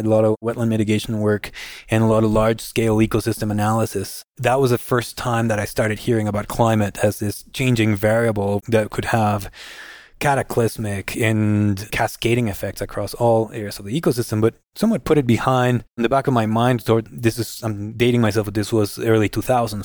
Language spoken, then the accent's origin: English; Guatemala; moved away as an adult; also born or lived in Arkansas / North Carolina; I was born and raised in Guatemala.